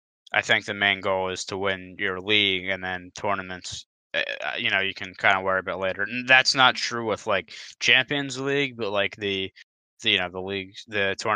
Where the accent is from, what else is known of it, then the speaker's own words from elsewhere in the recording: Philadelphia, Pennsylvania, United States; we're from the Philadelphia area